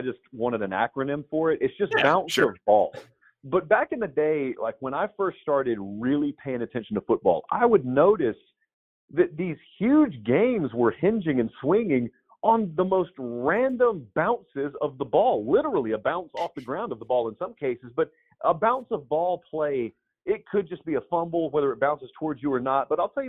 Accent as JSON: {"language": "English", "region": "the South", "country": "United States", "tie": "born or raised there", "said": "because I grew up in the South and I got to go to a bunch of, you know, great venues throughout my childhood"}